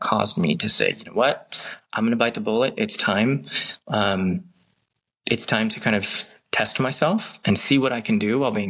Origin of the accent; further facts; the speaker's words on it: Long Beach, California, United States; I grew up in Long Beach, which is a great city, has a fantastic community.